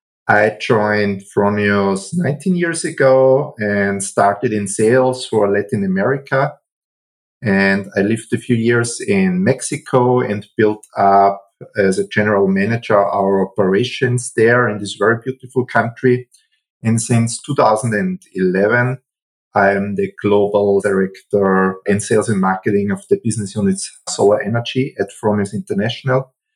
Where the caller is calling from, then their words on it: Wels, Upper Austria, Austria; I'm calling from Wels. That's a city in Upper Austria.